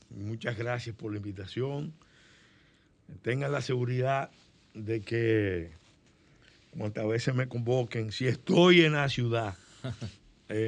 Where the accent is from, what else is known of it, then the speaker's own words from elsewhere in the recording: Dominican Republic; si mucho hemos hecho como dominicanos nosotros